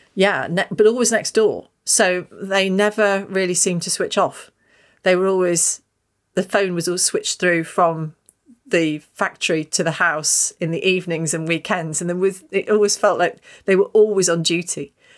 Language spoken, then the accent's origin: English; Stoke Golding, East Midlands, United Kingdom; I was born and brought up in Stoke Golding